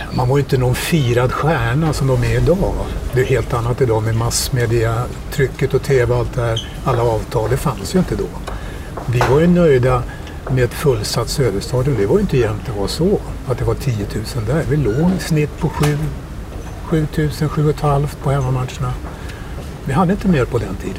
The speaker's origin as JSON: {"language": "Swedish", "town": "Stockholm", "region": "Stockholm County", "country": "Sweden", "tie": "born or raised there", "said": "Jag började ju spela fotboll, eh, sex, sju år i Bagarmossen där jag är uppvuxen"}